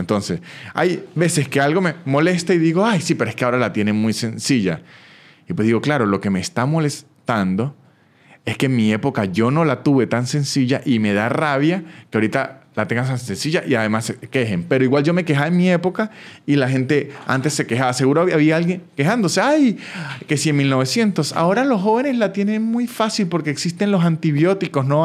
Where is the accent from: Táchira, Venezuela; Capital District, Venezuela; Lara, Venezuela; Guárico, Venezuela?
Táchira, Venezuela; San Cristóbal; moved away as an adult; now in Argentina; yo soy de San Cristóbal, un estado que queda como a siete horas de donde vive